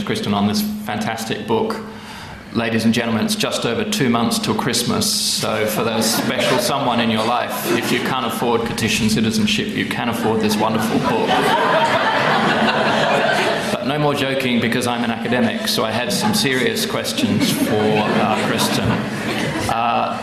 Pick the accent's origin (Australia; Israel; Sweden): Australia; I'm Australian and fake British